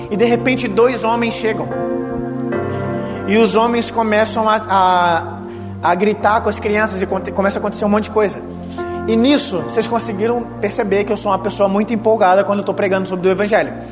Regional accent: Brazil; Eu sou do Brasil

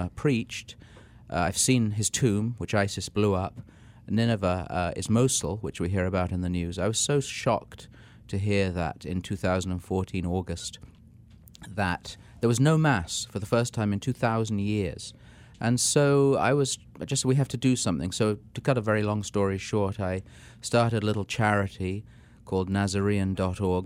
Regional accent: England, United Kingdom; moved away as an adult; also born or lived in London, England / Vermont, United States; now in Washington, D.C., United States; I'm an Englishman, even though I look like an Irishman.

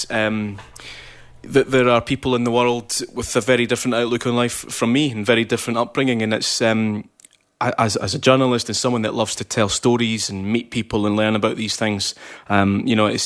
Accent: Ghana; I'm from the Commonwealth country of Ghana.

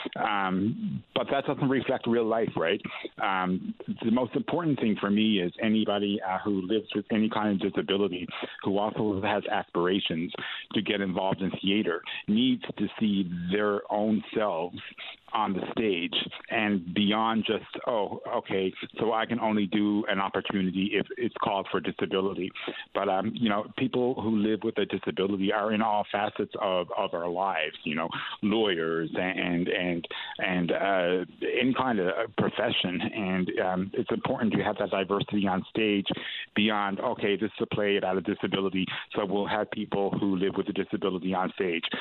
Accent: St. John's, Newfoundland and Labrador, Canada; I'm uh, born and bred here in the east side of St. John's, Newfoundland

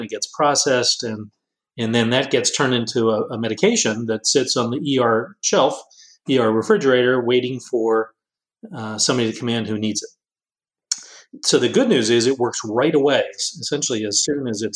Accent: Cumberland, Maryland, United States; moved away as an adult; also born or lived in Pittsburgh / Washington; I grew up in Cumberland, Maryland

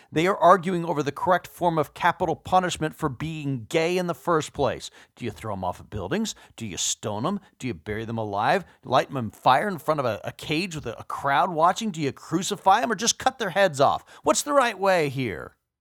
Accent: Texas, United States; my home state of Texas.

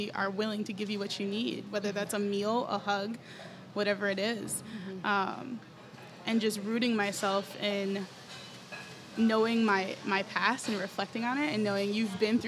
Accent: New York, United States; moved away as an adult; now in San Antonio, United States; I'm from New York

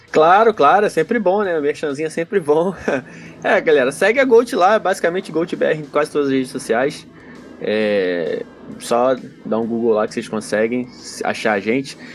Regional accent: Santos, São Paulo, Brazil; now in Curitiba, Brazil; sou de Santos, mas estou desde 2005 em Curitiba.

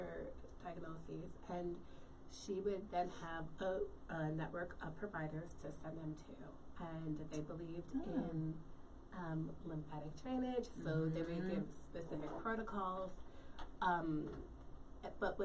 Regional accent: New York, United States; growing up in New York

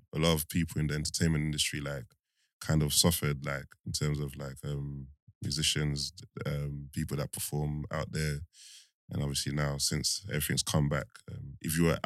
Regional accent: London, United Kingdom; growing up in East London, Newham.

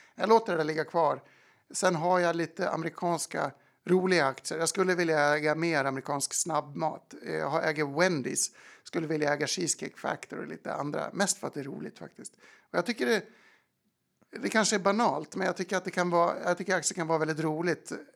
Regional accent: Falun, Dalarna County, Sweden; moved away as an adult; also born or lived in London; now in New York, United States; jag är från Falun

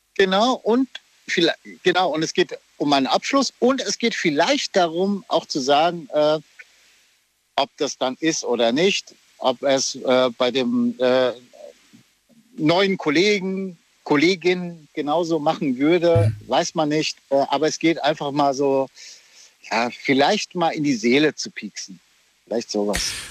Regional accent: Oberursel, Hesse, Germany; ich bin aus Oberursel

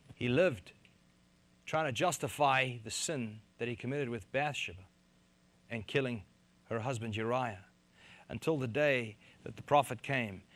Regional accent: South Africa; moved away as an adult; now in United States; I'm from South Africa

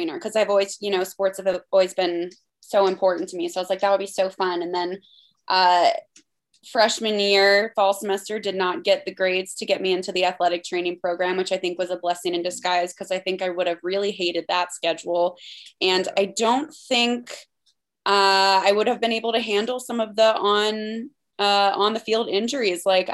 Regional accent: Maryland, United States; moved away as an adult; also born or lived in Pennsylvania; I was born in Maryland, grew up there. I lived there for the first 18 years of my life

